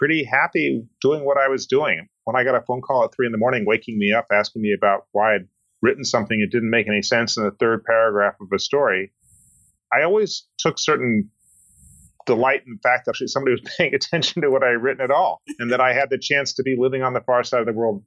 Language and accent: English; Colorado, United States; I grew up in Colorado